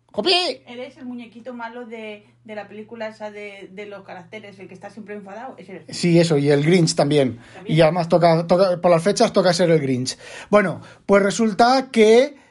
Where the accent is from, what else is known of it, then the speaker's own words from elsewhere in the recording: Asturias, Spain; yo no sé hablar catalán, pero si los de Asturias